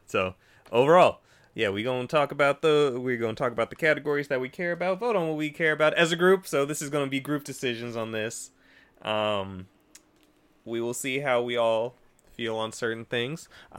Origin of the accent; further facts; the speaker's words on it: United States; I'm American.